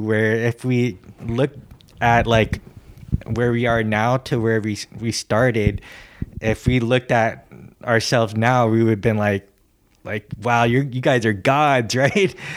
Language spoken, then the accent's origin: English; San Francisco, California, United States; growing up in San Francisco? you know, it was a pretty pretty huge skate scene.